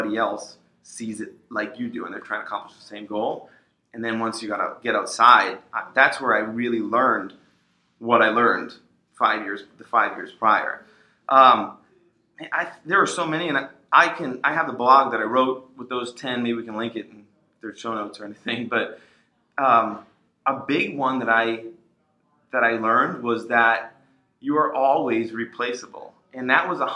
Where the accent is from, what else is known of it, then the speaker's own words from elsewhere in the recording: Waltham, Massachusetts, United States; I grew up in Waltham, which is a suburb right outside of Boston